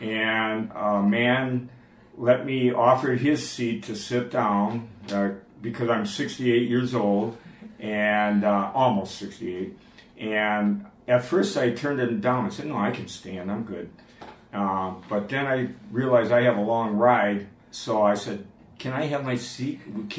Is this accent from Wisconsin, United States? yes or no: yes; Milwaukee, Wisconsin, United States; moved away as an adult; also born or lived in Montana / North Dakota; now in Zhuhai, China; I actually born and raised in Milwaukee, Wisconsin. The last 10 years of my life, I taught in Montana and North Dakota